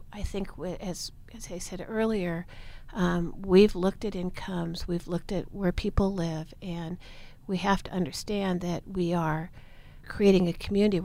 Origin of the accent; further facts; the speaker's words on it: Portland, Oregon, United States; I was born and raised in Portland